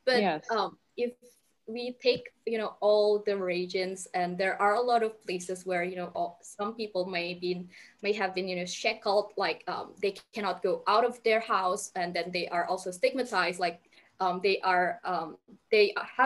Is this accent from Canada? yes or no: no; Indonesia; I'm from Indonesia